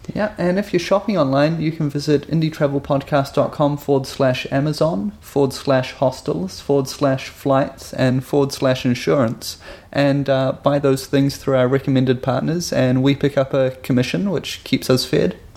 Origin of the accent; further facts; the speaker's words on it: New Zealand; coming from New Zealand